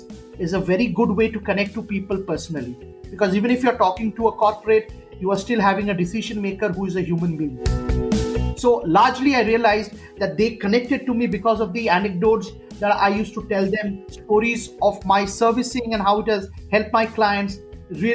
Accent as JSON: {"language": "English", "town": "Kolkata", "region": "West Bengal", "country": "India", "tie": "born or raised there", "moved": "yes", "said": "I'm from Calcutta. I've grown up in a house where my father and mother were very ardent storytellers"}